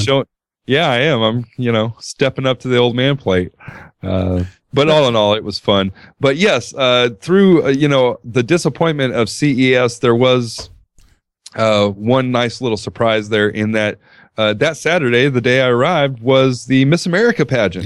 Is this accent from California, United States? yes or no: yes; Southern California, United States; I grew up in Southern California